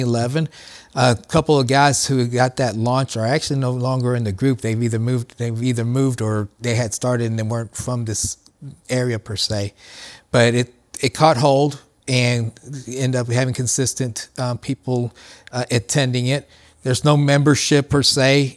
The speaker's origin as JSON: {"language": "English", "town": "Columbus", "region": "Ohio", "country": "United States", "tie": "born or raised there", "said": "I grew up in Columbus"}